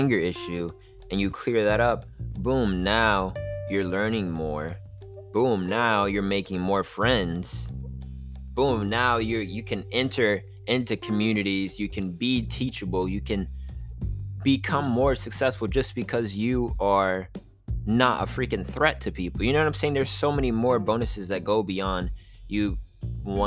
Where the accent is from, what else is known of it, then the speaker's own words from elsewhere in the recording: Miami Beach, Florida, United States; growing up on South Beach